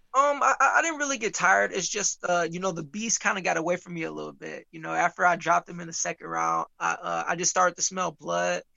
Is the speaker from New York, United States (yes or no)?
no; Muskegon, Michigan, United States; I'm from Muskegon